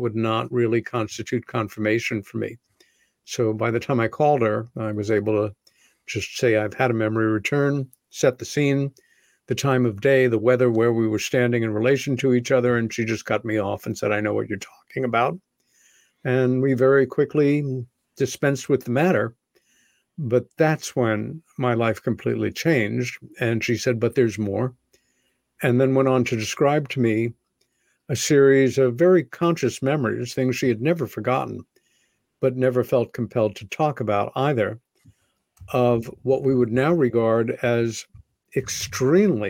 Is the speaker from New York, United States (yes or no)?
yes; Long Island, New York, United States; When I was 14 years old, growing up on Long Island, about 30 miles east of Manhattan